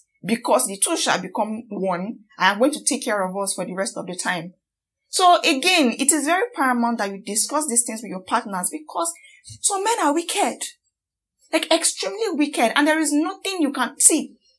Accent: Nigeria; as much as I am as angry as every Nigerian out there

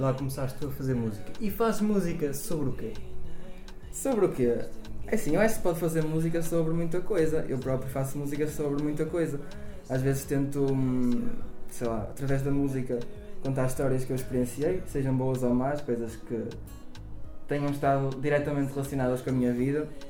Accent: Rio Tinto, Norte, Portugal; eu nasci no Porto, mais concretamente em Rio Tinto, como já referi, uma bela cidade. Um, no entanto, sim, o Porto faz parte da minha infância

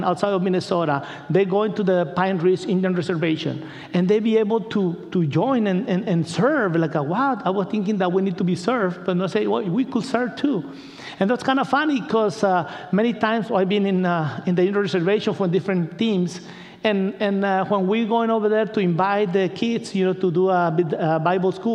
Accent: Culiacán, Sinaloa, Mexico; English is a second language; moved away; I'm from Culiacan

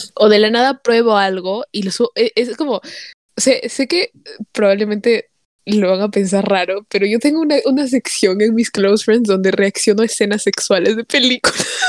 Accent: Peru; moved away; I'm Peruvian no, o sea, porque soy peruvian

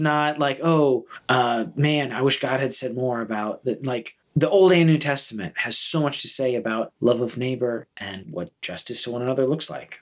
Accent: United States; as American Christians who feel very fondly and patriotically about our citizenship and our country

